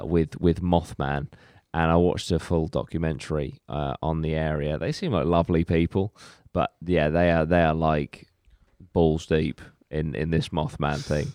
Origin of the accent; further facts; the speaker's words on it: Cornwall, South West England, United Kingdom; we actually have our own version in Cornwall called Owlman.